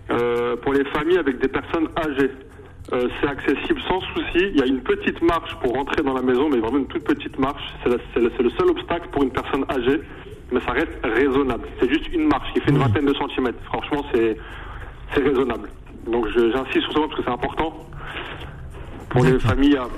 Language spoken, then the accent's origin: French; Algeria; surtout que je suis algérien